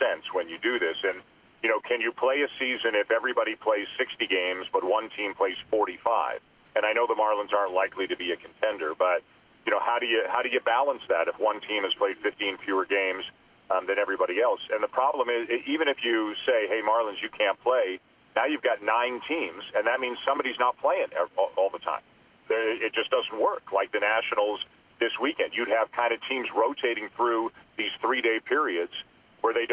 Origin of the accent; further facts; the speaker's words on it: Toronto, Ontario, Canada; I'm born and raised in Canada. My whole family's here